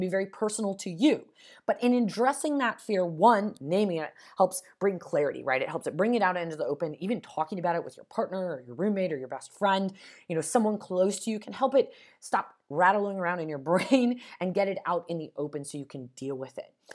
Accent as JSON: {"language": "English", "town": "Las Vegas", "region": "Nevada", "country": "United States", "moved": "yes", "said": "I'm originally from Nevada, Las Vegas, Nevada"}